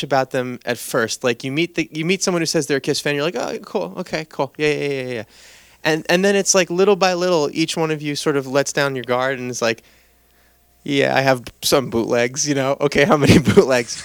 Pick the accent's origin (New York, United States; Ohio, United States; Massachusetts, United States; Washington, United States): New York, United States; New York City; now in California, United States; I moved from the Bronx to California